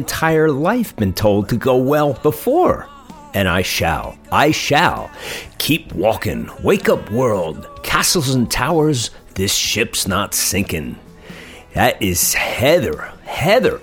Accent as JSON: {"language": "English", "region": "New Jersey", "country": "United States", "said": "my home state of New Jersey"}